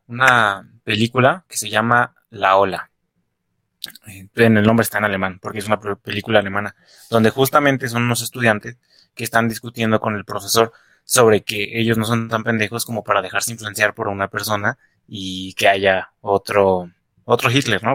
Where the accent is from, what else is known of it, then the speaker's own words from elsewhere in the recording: Mexico City, Mexico; accent: chilango; tengo apego por mi pinche acento chilango